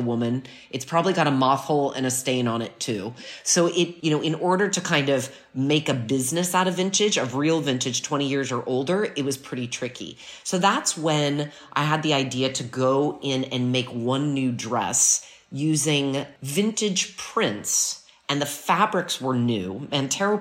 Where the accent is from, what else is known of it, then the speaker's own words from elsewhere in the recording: United States; now in Milan, Italy; I'm American